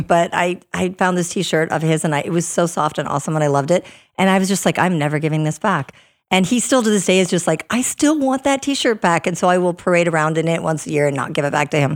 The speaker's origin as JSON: {"language": "English", "region": "Minnesota", "country": "United States", "tie": "born or raised there", "also_born_or_lived": "Northern Virginia / North Dakota", "moved": "yes", "said": "I'm originally from Minnesota, so I grew up in the snow and the cold"}